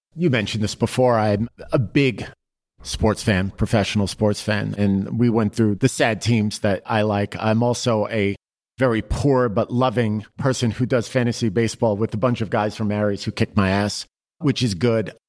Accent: New York City, New York, United States; growing up in Queens, working on Wall Street was what I wanted

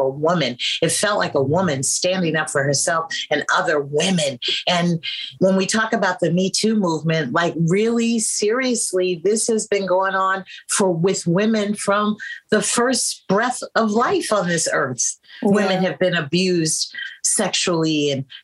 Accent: San Francisco, California, United States; growing up in San Francisco in the late 60s, early 70s

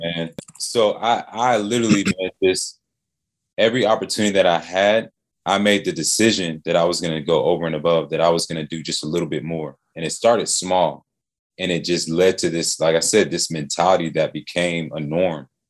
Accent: Atlanta, Georgia, United States; Hometown kid, man. Born and raised in Atlanta

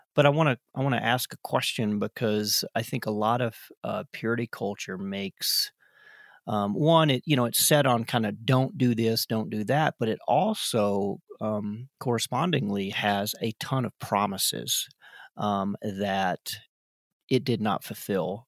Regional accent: South Carolina, United States; we are both from South Carolina

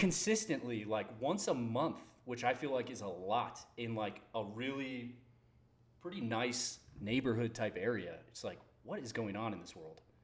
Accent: outside of Boston, Massachusetts, United States; moved away; also born or lived in San Diego; I grew up outside of Boston.

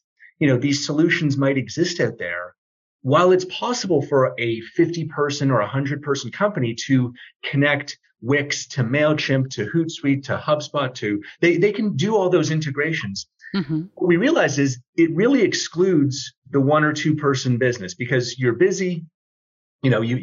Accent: Toronto, Ontario, Canada; I am from Toronto, Canada

